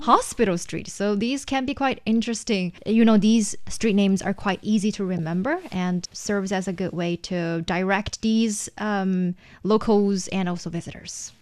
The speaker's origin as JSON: {"language": "English", "town": "Shenyang", "region": "Liaoning", "country": "China", "tie": "born or raised there", "said": "in Shenyang, my hometown"}